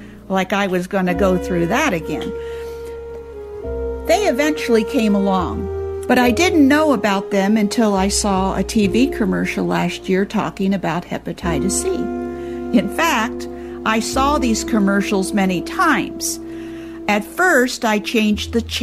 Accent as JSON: {"language": "English", "town": "Temperance", "region": "Michigan", "country": "United States", "tie": "born or raised there", "said": "my hometown of Temperance, Michigan"}